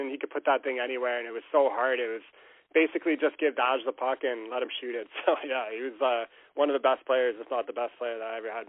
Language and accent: English; Canada; moved away; I played competitive hockey growing up in Canada.